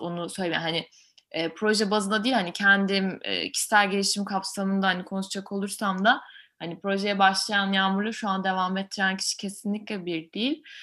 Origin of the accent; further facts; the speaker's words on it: Ankara, Turkey; moved away as an adult; also born or lived in France; ben Ankaralıyım normalde ama Fransa'da hukuk okudum.